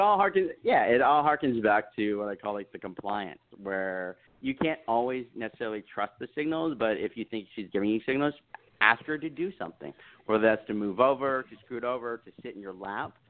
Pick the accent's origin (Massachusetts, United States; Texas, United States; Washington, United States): Texas, United States; I was raised in the South. I was raised in Texas